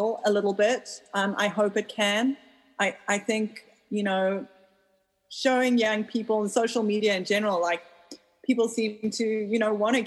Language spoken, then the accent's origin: English; South Africa; now in United States; I grew up in South Africa where 90% of people weren't allowed to vote when I was growing up